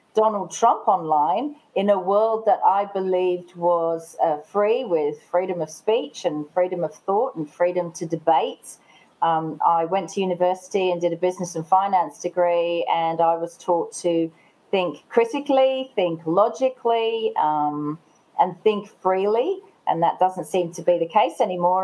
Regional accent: England, United Kingdom; now in Australia; I am English.

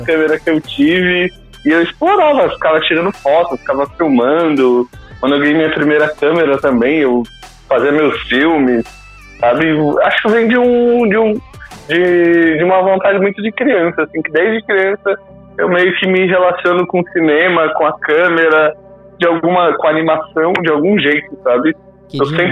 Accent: Brazil; isso aqui é o Brasil, sabe? É, é, é, é, o país de onde eu vim

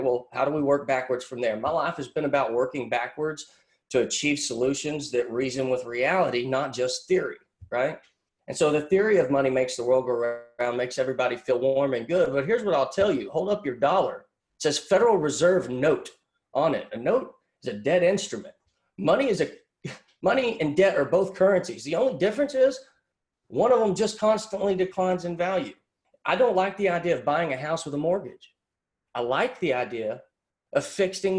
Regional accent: Pottsboro, Texas, United States; I grew up in Podunk, Pottsboro, Texas.

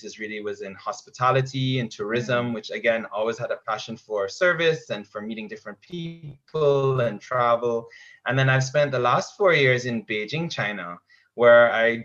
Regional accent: Jamaica; also born or lived in Canada; now in Barbados; I'm Canadian born, grew up in Jamaica first

